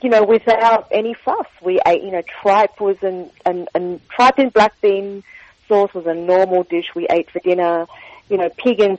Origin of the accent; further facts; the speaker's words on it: Sydney, New South Wales, Australia; born there; So I was born in Sydney, you're correct. Uh, my parents were first generation immigrants from the south of China, from Guangdong province.